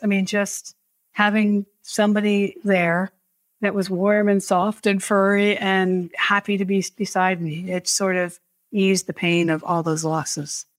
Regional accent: New Hampshire, United States; I grew up in New Hampshire

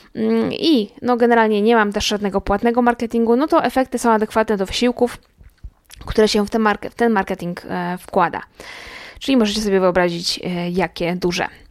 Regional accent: Łódź, Łódź Voivodeship, Poland; Ja w ogóle jestem z Łodzi

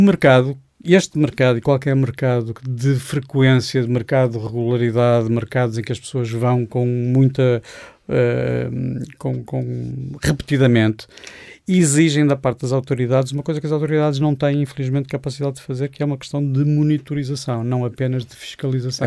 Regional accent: Porto, Norte, Portugal; now in Lisbon, Portugal; Eu, eu, sou portuense, vivo em Lisboa

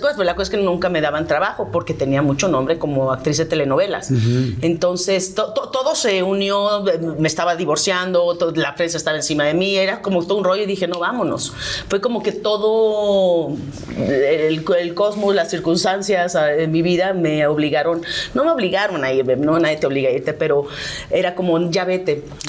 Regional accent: Mexico; moved away as an adult; soy mexicana, amo México

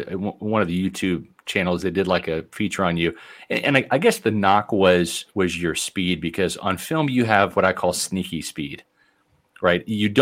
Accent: Overland Park, Kansas, United States; now in Tampa, United States; I'm from Kansas City, and I grew up in Overland Park, Kansas.

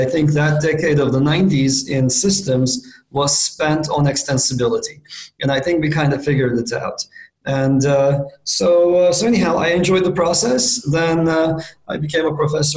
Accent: Istanbul, Turkey; moved away as an adult; also born or lived in Princeton, United States; I grew up in Istanbul, Turkey

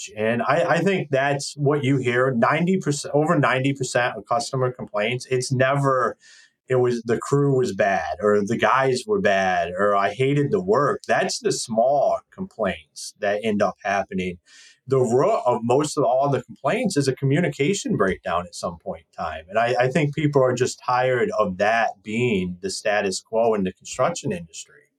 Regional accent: Akron, Ohio, United States; moved away as an adult; now in Michigan, United States; I'm originally from Akron, Ohio

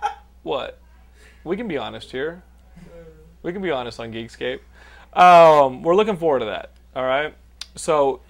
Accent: Texas, United States; You shut the fuck up. I'm from Texas.

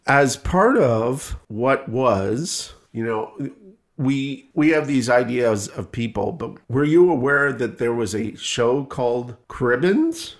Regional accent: Canada; moved away; I come from Canada

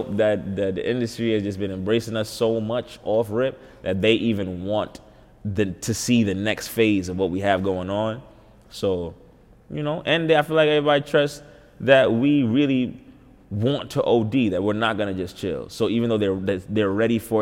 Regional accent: New York City, New York, United States; I'm from Uptown

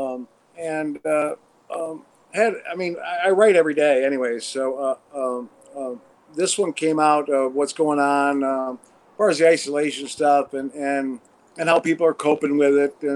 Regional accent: Watertown, New York, United States; now in Los Angeles, United States; Originally upstate New York, Watertown, and then lived in the city for 3 years

